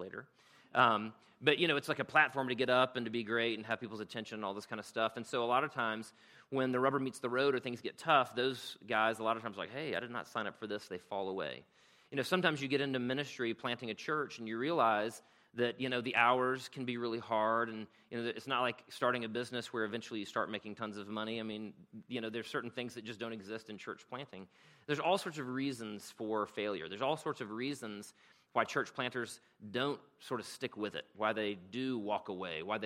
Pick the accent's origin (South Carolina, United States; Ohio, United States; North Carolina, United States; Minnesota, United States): South Carolina, United States; moved away as an adult; now in Rome, United States; I'm from South Carolina